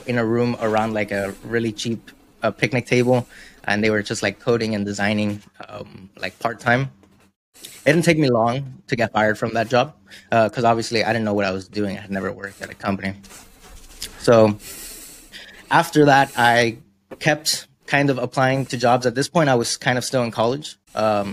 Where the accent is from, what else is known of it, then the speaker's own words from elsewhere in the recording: Miami, Florida, United States; where I come from, I'm from Miami. So we have a very big art scene